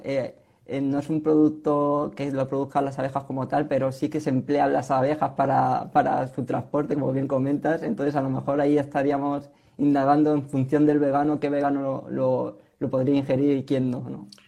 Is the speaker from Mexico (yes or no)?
no; Spain; como españolas que somos